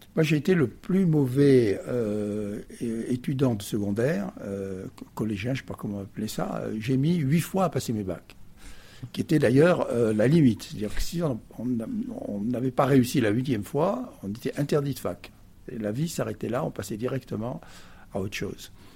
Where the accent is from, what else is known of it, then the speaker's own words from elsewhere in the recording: Perpignan, Occitania, France; moved away as an adult; also born or lived in Paris; je suis arrivé, avec mes 3 ans, dans cette ville du Sud, qui fait que je suis un fils du Sud